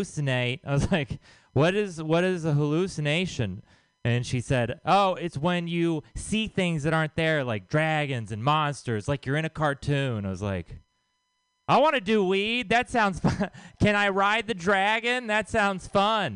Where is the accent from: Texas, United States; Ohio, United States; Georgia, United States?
Texas, United States; now in San Francisco, United States; I am from Texas